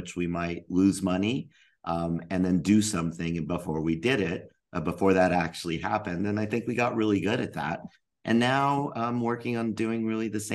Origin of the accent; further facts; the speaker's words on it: Albuquerque, New Mexico, United States; I grew up in Albuquerque, New Mexico